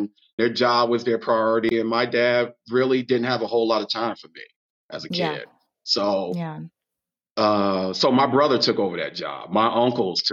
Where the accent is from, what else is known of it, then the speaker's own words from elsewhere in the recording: Long Beach, California, United States; moved away as an adult; I grew up in Long Beach